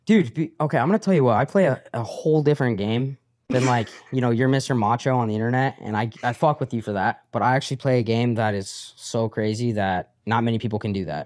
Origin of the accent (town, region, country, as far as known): Colorado, United States; born or raised there